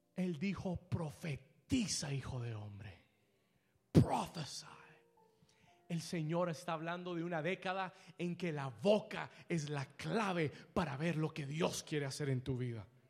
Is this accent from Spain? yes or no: no; Colombia; Yo soy colombiano